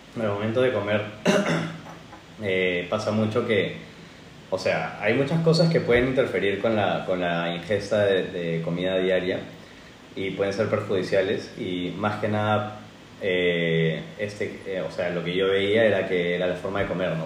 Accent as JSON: {"language": "Spanish", "region": "Lima", "country": "Peru", "moved": "yes", "lives_now": "Spain", "said": "Soy de Perú, de Lima, Perú."}